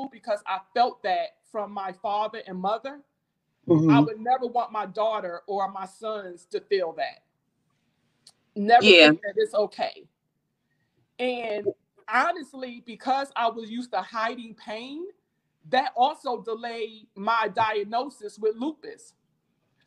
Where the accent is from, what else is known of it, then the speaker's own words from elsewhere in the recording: Jersey City, New Jersey, United States; moved away as an adult; also born or lived in Baltimore; now in DMV area, United States; I'm not from the DMV area. I was born and raised in Jersey City, New Jersey.